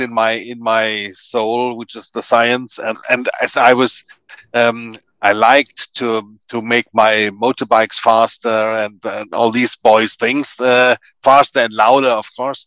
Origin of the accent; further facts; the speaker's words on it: Kronach, Bavaria, Germany; English is a second language; also born or lived in Palatinate, Germany; now in Hamburg, Germany; I grew up in Bavaria, in south of Germany